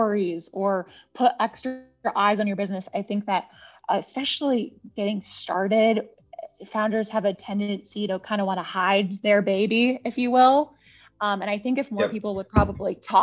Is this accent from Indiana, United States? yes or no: no; California, United States; moved away; I'm originally a Californian